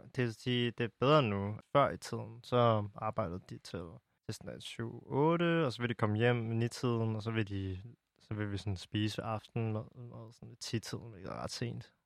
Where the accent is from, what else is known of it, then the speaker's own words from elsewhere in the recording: Denmark; also born or lived in China; jeg er vokset op i en helt anden omgivelser i Danmark